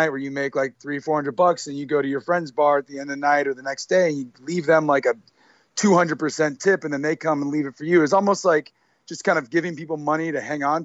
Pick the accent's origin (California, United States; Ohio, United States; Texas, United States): Ohio, United States; moved away as an adult; also born or lived in New York / St. Thomas; I grew up in Ohio